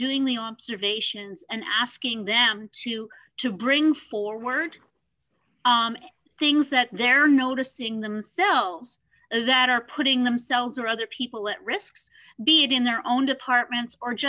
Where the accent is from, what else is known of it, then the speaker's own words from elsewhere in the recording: Canada; Being Canadian